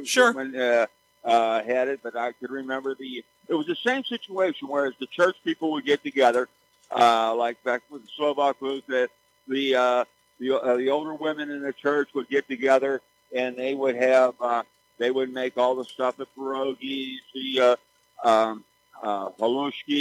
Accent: McKeesport, Pennsylvania, United States; also born or lived in Grandview; I grew up in McKee Sport over in 10th Ward section. Then I moved to Grandview.

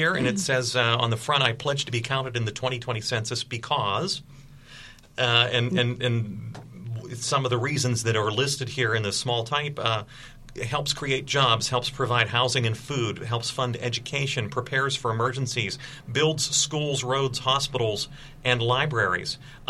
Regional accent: McKeesport, Pennsylvania, United States; Mary, from growing up in McKeesport, the last three mayors of McKeesport, I think, have complained that they felt that the city was undercounted.

